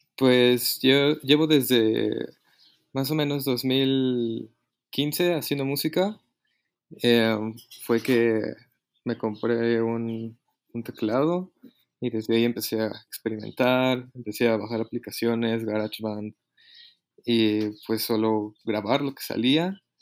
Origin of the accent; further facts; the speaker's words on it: Mexico City, Mexico; soy de aquí, de, la Ciudad de México